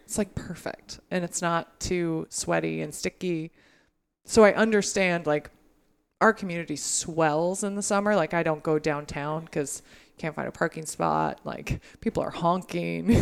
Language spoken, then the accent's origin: English; Humboldt County, California, United States; moved away as an adult; now in Maine, United States; I grew up in Humboldt County